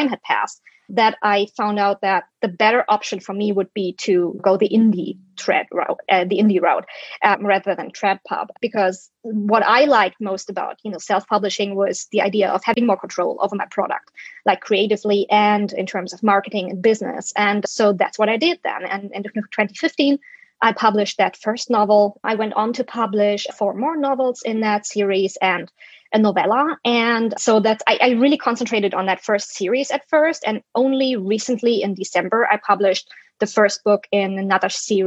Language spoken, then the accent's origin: English; Germany; first language German; English is a second language; moved away as an adult; now in United States; I'm a German citizen, native speaker, and We just moved to the US in 2012.